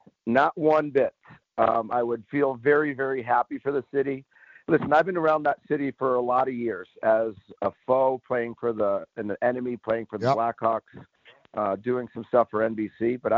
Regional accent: Boston, Massachusetts, United States; I grew up a Boston Bruins fan. I grew up here in Boston.

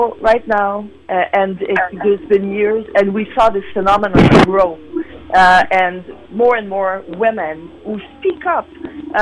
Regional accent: Quebec, Canada; accent: Quebecois; English is a second language; Yes, I am. You're gonna hear it with my accent.

